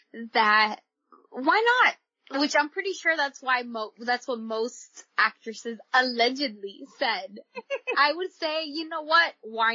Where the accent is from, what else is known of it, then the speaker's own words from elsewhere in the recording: Miami, Florida, United States; I'm from Miami.